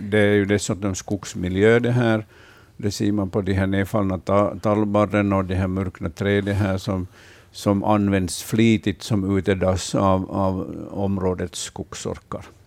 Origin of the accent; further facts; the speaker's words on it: Vaasa, Ostrobothnia, Finland; I min barndom här i Vasa, där jag är uppvuxen